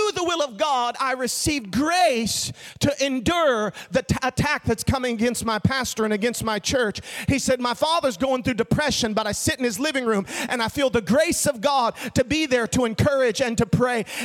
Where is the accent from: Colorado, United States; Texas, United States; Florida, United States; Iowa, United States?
Florida, United States; Orlando; I'm born and raised in Florida, live most of my life in Orlando